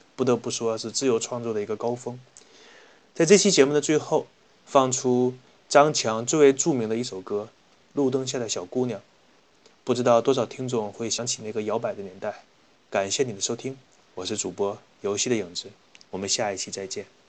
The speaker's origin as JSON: {"language": "Chinese", "region": "Northeast China", "country": "China", "accent": "Northeastern Mandarin", "said": "我们东北话叫做扫大街的"}